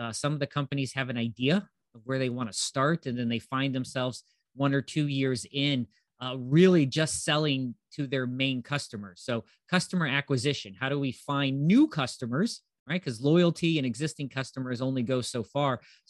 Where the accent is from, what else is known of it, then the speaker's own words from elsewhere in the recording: Ohio, United States; I am from Northeast Ohio, lived here most of my life, traveled around a bit.